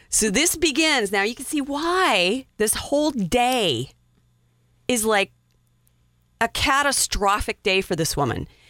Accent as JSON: {"language": "English", "region": "Wyoming", "country": "United States", "said": "I'm from Wyoming"}